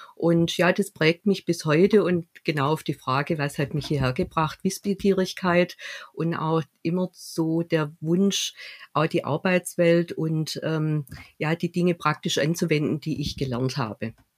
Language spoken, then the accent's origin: German; Stuttgart, Baden-Württemberg, Germany; aus Stuttgart